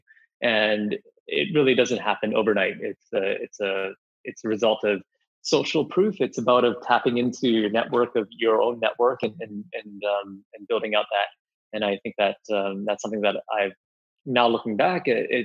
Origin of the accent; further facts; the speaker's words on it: Vancouver, British Columbia, Canada; moved away as an adult; also born or lived in Singapore / New York / China; now in San Francisco, United States; being from Singapore and growing up in Vancouver, having lived in New York, also upstate New York for college in a small town, and now in San Francisco